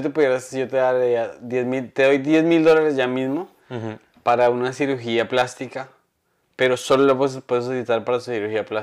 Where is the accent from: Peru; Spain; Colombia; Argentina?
Colombia; Chitagá, Norte de Santander; estaba en, este, como dicen, en Chitagá, mi pueblo, que es el pueblo de mi papá.